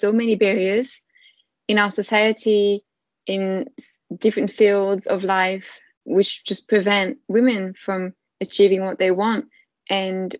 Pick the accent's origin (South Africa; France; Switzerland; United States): France; accent: French; English is a second language; moved away as an adult; now in London, United Kingdom; I'm from France, as you can probably tell with my beautiful accent. And I've been living in London for 5 years now